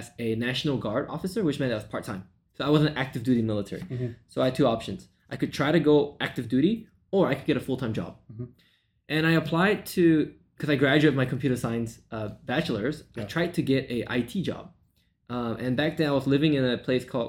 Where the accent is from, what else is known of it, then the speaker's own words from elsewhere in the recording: Malaysia; moved away as an adult; now in United States; I was born and raised in Malaysia, and I moved to the U.S. in 2012